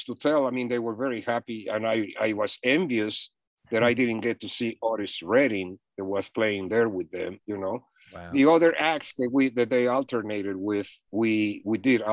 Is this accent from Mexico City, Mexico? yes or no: yes; Mexico City, Mexico; moved away as an adult; now in United States; I'm from Mexico City.